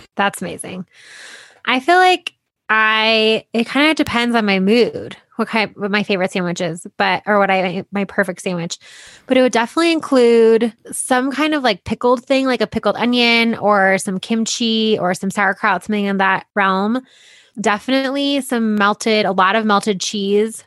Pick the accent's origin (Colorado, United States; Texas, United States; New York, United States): Colorado, United States; Boulder; I'm from Boulder and I've come to kinda hate it